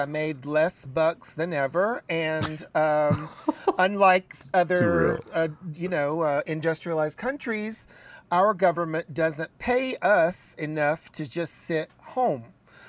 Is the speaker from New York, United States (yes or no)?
yes; New York City, New York, United States; I'm a New Yorker with a German background, and I find that very triggering and offensive.